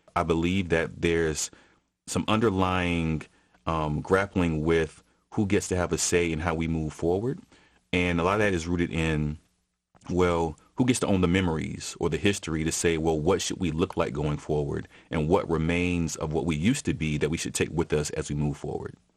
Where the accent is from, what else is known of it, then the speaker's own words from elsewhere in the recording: Atlanta, Georgia, United States; my mom and dad weren't from here. So I'm a first generation Atlantean in my own house